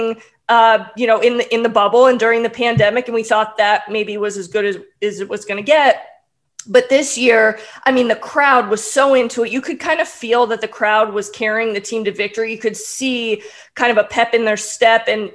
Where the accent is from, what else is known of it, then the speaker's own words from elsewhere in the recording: Tampa, Florida, United States; Then I grew up here in Tampa